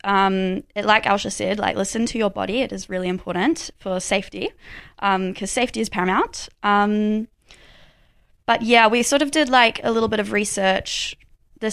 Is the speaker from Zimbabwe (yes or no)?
no; Kerikeri, Northland, New Zealand; now in Dunedin, New Zealand; I'm from Kirikiri, so right up north